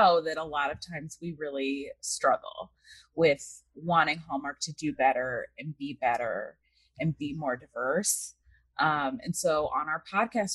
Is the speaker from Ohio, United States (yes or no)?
yes; Cleveland, Ohio, United States; now in Los Angeles, United States; I actually grew up in Cleveland, Ohio. So I'm from the Midwest